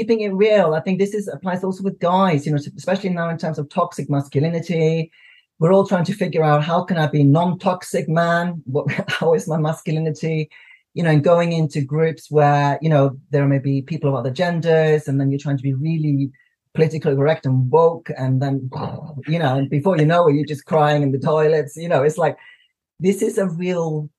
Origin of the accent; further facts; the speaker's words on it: Iceland; now in United Kingdom; I'm from Iceland living in the UK